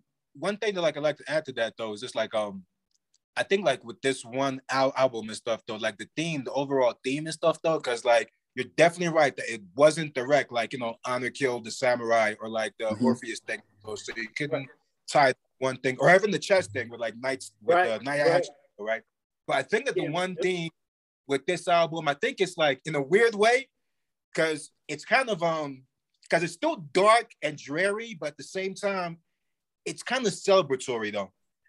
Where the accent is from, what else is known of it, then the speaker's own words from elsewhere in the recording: Brownsville, United States; I'm from Brownsville, it sucks, it's horrible, but because of that, this is not gonna break me.